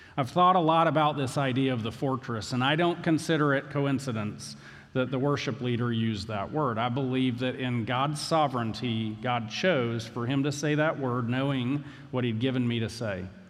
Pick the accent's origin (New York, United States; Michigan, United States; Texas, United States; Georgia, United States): Georgia, United States; Valdosta; I grew up in Valdosta. I barely can speak English.